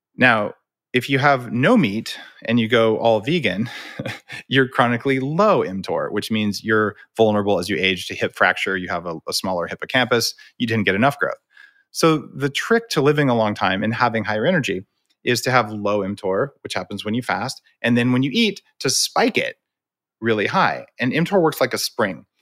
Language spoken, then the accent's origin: English; New Mexico, United States; I grew up in New Mexico eating green chili